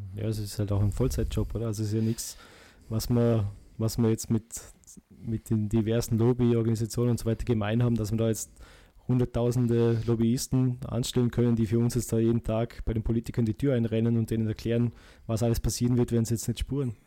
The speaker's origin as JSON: {"language": "German", "country": "Austria", "said": "bei uns in Österreich"}